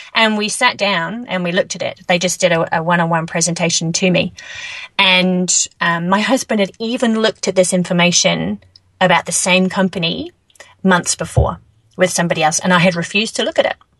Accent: England, United Kingdom; moved away as an adult; now in New Zealand; moving to New Zealand, you know, originally I'm from England

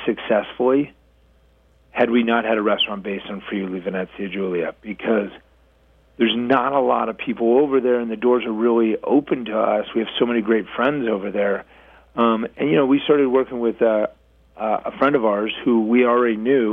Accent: Colorado, United States; I'm from Colorado

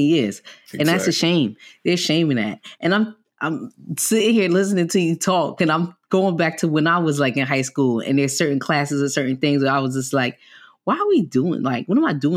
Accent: New York City, New York, United States; Because I'm from New York, I'm from the Bronx

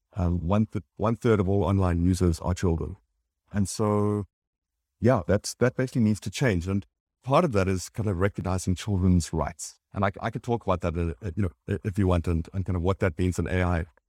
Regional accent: South Africa; moved away as an adult; also born or lived in Johannesburg / London; I'm from South Africa and then in London

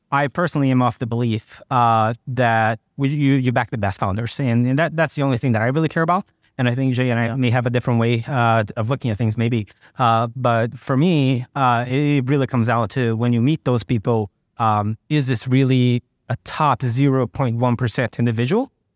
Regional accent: Brazil; now in United States; I grew up in Brazil

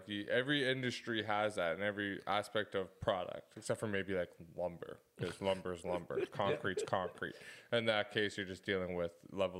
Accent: Oakville, Ontario, Canada; Yeah, we're from Oakville.

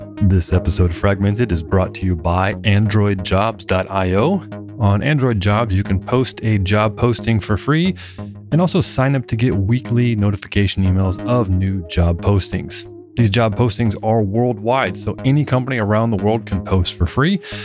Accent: Northern California, United States; I grew up in Northern California, about three hours north of San Francisco

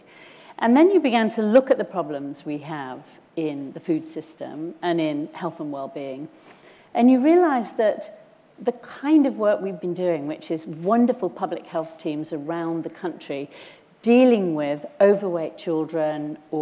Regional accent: Cumbria, North West England, United Kingdom; I'm from Cumbria, so of course I've got a thing about the rural communities

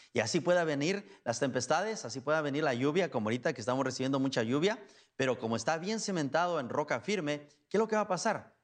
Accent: Guanajuato, Mexico; moved away as an adult; now in Pacoima, United States; originario soy de Guanajuato. Allá nací, crecí, me vino para acá cuando tenía 18 años

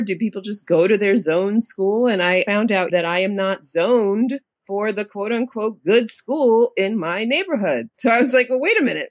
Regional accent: New York City, New York, United States; also born or lived in Queens, New York; I'm a native New Yorker. I grew up in the Lower East Side of New York City, of Manhattan in public housing

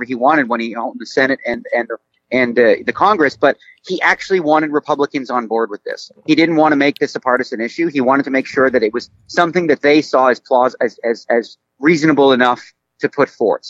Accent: Canada; now in United States; growing up in Canada

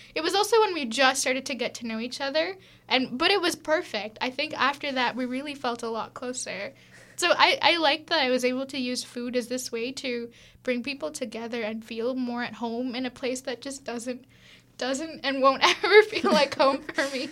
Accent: Tamil Nadu, India; moved away; also born or lived in Vienna; I'm from South India, I'm from Tamil

